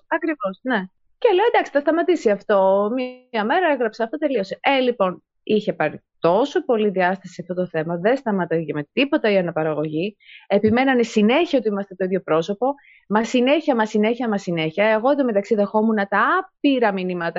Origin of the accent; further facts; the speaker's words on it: Greece; moved away as an adult; now in Italy; είμαι Ελληνίδα